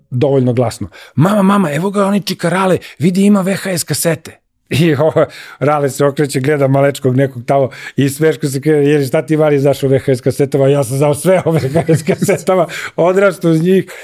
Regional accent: Belgrade, Serbia; also born or lived in Libya; ja sam rođen u Mašala Tita broj 10, Kralja Milana. Tu, tu sam odrastao

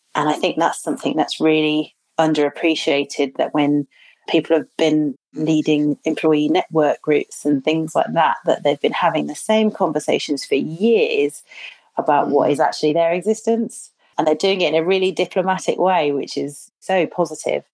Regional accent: Birmingham, West Midlands, United Kingdom; people often ask where I'm from. And if I say Birmingham

